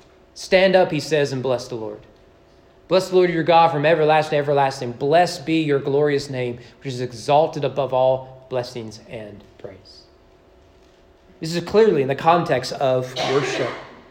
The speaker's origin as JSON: {"language": "English", "region": "Southern United States", "country": "United States", "said": "there I am being a Southerner again, right?"}